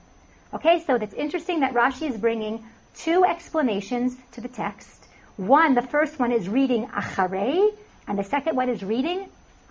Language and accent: English; United States; moved away as an adult; also born or lived in Israel; I'm from New Jersey, New York